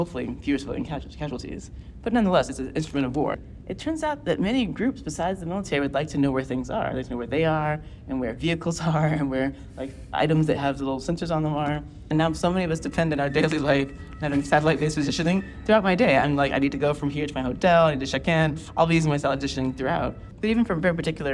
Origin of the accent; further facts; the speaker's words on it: Orlando, Florida, United States; I grew up in Orlando, Florida